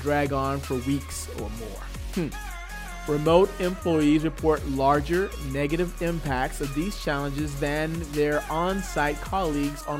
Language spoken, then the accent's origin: English; Atlanta, Georgia, United States; my hometown, Atlanta, Georgia